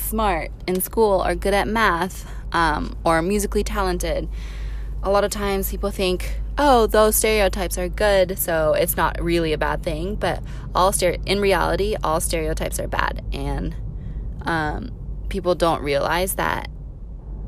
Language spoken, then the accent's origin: English; United States; I am Asian American and I was born and raised here